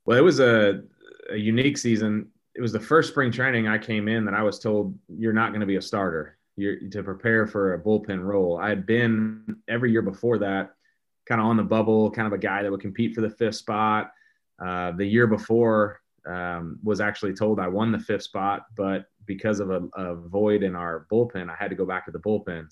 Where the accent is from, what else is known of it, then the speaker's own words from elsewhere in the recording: St. Louis, Missouri, United States; growing up as a kid here in Saint Louis